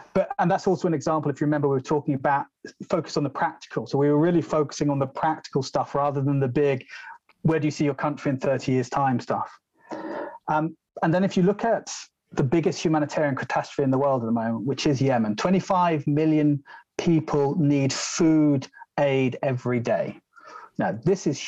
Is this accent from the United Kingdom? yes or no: yes; London, United Kingdom; I'm a city boy. I'm from London